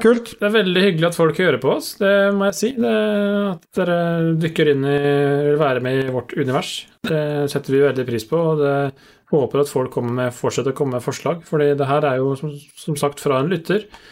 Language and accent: Norwegian; Østfold, Norway; jeg er fra Råne Østfold